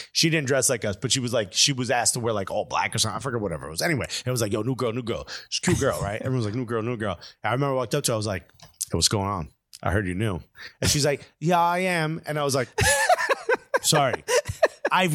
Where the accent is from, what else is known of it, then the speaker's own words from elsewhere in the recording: New York area, United States; accent: a little Puerto Rican; I'm Cuban, but I sound a little Puerto Rican. I'm from the New York area